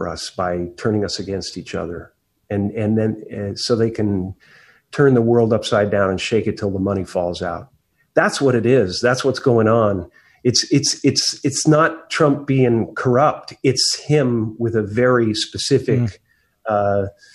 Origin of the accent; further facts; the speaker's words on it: Canada; now in United States; grew up in Canada